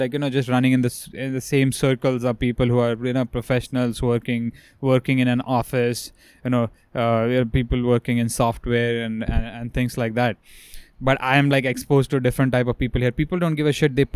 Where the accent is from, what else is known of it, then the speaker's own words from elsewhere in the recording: India; moved away; as an Indian person